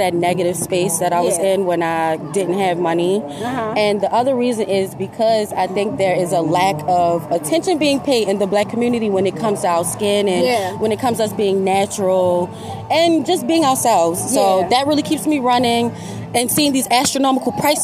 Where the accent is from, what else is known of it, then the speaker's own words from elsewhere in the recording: Baltimore, Maryland, United States; I am from Baltimore, born and raised.